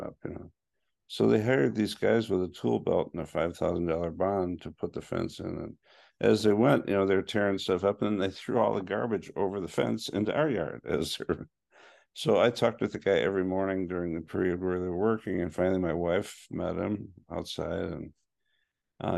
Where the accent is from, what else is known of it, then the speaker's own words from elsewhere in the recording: Chicago, Illinois, United States; moved away as an adult; also born or lived in Portland, Oregon; now in Los Angeles, United States; I was born and raised in Chicago, and I lived there till I was 27